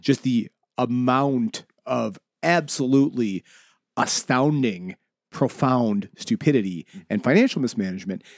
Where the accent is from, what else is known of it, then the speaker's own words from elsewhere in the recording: Buffalo, New York, United States; I am from South Buffalo originally